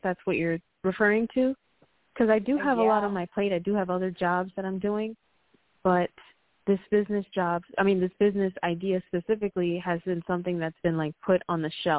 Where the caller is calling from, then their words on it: Puerto Rico; I'm calling from Puerto Rico.